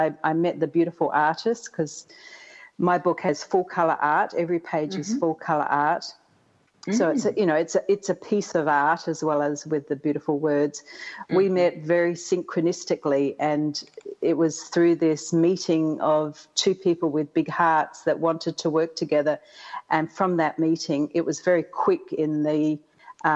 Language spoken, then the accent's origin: English; Australia; moved away as an adult; now in Atlanta, United States; I'm from the even further south called Australia